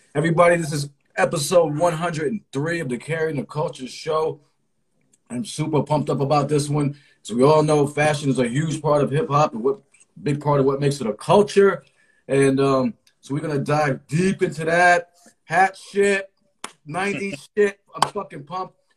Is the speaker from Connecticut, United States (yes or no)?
yes; Connecticut, United States; I am from Connecticut. So I would have I was the cousin from Connecticut going to Virginia.